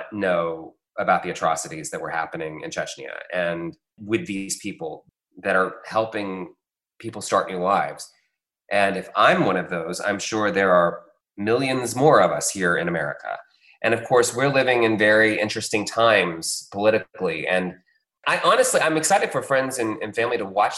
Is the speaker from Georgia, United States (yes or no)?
yes; Atlanta, Georgia, United States; also born or lived in Los Angeles; I grew up here in Atlanta, but I was working in LA when the movie came out.